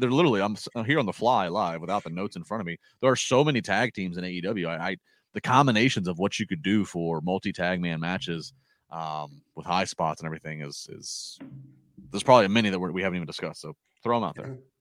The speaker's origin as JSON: {"language": "English", "area": "Calvert County", "region": "Maryland", "country": "United States", "tie": "born or raised there", "also_born_or_lived": "Chesapeake Beach, Maryland", "moved": "as an adult", "lives_now": "Pittsburgh, United States", "said": "I I did grow up in Calvert County. I now live in Pittsburgh."}